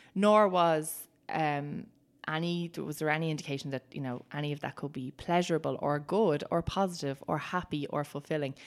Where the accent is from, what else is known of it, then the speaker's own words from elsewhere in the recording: Ireland; we experience as Irish people